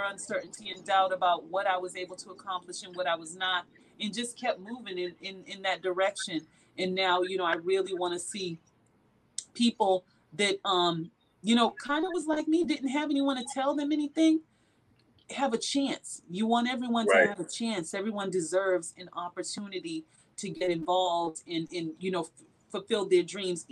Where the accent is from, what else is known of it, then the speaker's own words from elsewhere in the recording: Boston, Massachusetts, United States; growing up in Boston was kind of tough for me because I grew up with two parents that were drug addicts.